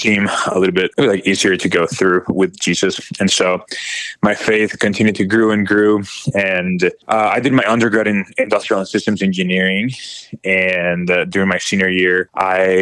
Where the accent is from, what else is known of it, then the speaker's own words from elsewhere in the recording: Nicaragua; moved away as an adult; now in Miami, United States; I am originally from Nicaragua. So I was born and raised there in a very Catholic household when, growing up, and I was there until I was 19